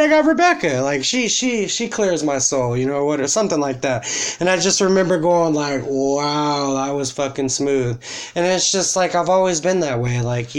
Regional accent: Texas, United States; I'm from Texas

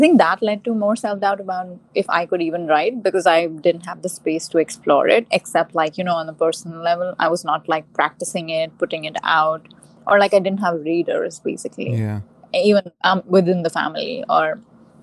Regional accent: India; moved away as an adult; also born or lived in Lake Charles, United States; now in New York, United States; I grew up in India, and I lived there for, I've lived there for the most part of my life still.

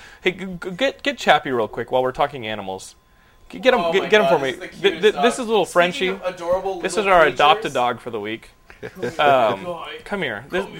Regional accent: Austin, Texas, United States; growing up in Austin, Texas, there's two things that probably formed my comedy the most, and that's Talk Soup and MST3K.

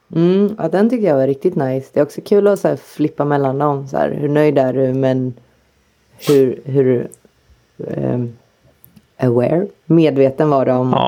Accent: Sweden; jag är ju pur svensk

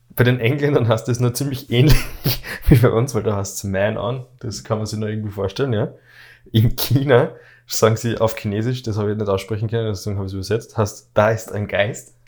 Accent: Austria; bei uns in Österreich

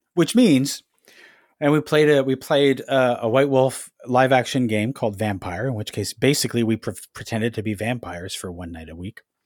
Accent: Ajax, Ontario, Canada; moved away as an adult; now in Toronto, Canada; I grew up in Ajax, which is about a thirty minutes drive outside of Toronto

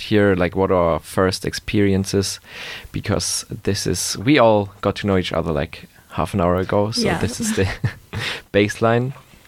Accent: Germany; moved away as an adult; now in Gothenburg, Sweden; I am from Germany. I came here to study a couple of months ago.

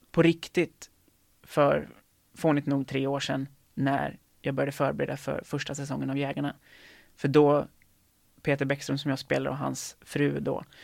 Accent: Lerum, Västra Götaland, Sweden; Um, jag tror att det är Göteborg som gäller för mig. Um, ehm, så, alltså, så nära min hemstad som möjligt, eller som jag kan komma, då är det Göteborg.

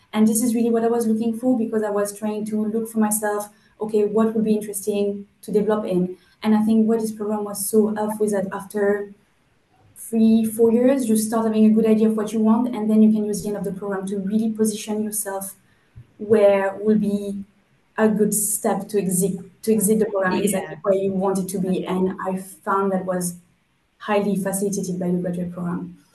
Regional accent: France; moved away as an adult; also born or lived in Germany; now in United Kingdom; I come from France and I study there a uh, master in um, material sciences.

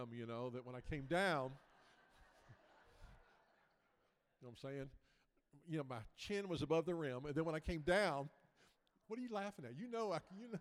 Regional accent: Memphis, Tennessee, United States; moved away as an adult; now in Florida, United States; Originally from Memphis, Tennessee, about 50 years, and the last 14 years been down in Florida

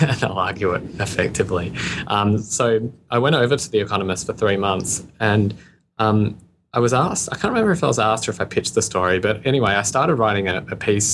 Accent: Australia; You can probably hear my accent. I'm Australian.

